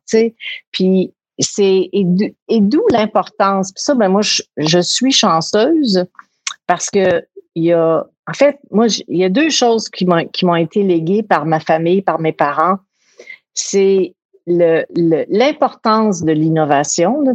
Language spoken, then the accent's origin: French; Quebec City, Quebec, Canada; on était à Québec, on vivait à Québec, de Québec